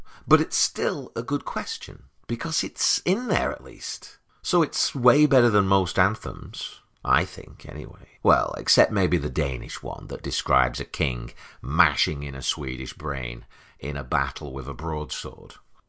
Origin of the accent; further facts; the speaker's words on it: United Kingdom; now in United States; I'm a British American, an immigrant by fate and choice. I've always felt very at home here.